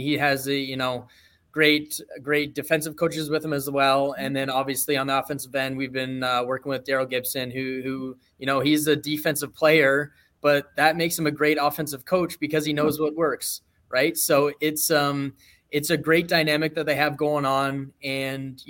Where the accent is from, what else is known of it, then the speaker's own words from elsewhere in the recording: Peterborough, Ontario, Canada; I'm obviously from Peterborough, Ontario. So growing up playing minor lacrosse